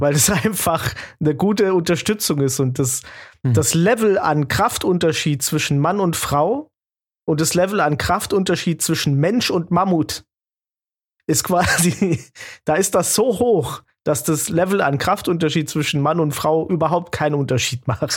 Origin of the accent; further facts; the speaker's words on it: Swabian Jura, Baden-Württemberg, Germany; moved away as an adult; also born or lived in Berlin; now in Munich, Germany; Jan und ich, wir sind ja auf der Alp groß geworden